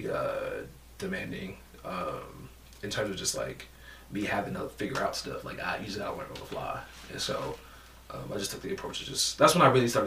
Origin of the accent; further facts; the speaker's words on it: Detroit, Michigan, United States; I grew up in Detroit on the Shock